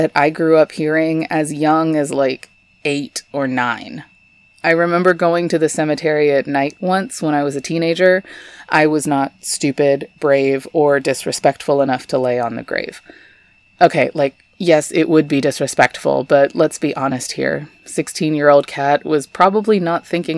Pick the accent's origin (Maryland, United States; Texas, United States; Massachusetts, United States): Texas, United States; Garland; I grew up in Garland, Texas